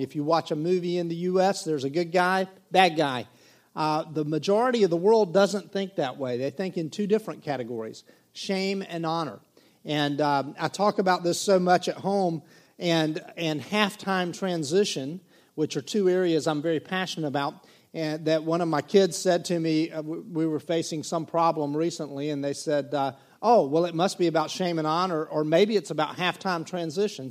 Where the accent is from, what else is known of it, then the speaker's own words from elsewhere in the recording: Myrtle Beach, South Carolina, United States; also born or lived in Waccamaw River, South Carolina; when I was 17 years of age, we moved from Myrtle Beach inland on Highway 90